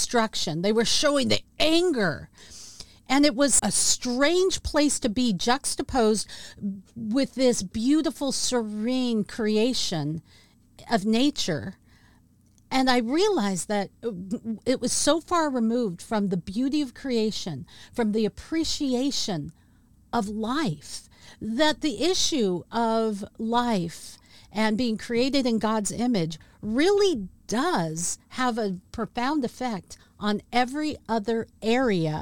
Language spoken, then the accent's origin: English; Washington, United States; my home state of Washington State